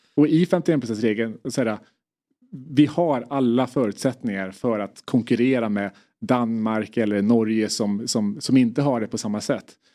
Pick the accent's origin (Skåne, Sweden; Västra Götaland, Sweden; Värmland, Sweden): Värmland, Sweden; identifierar mig först och främst som värmlänning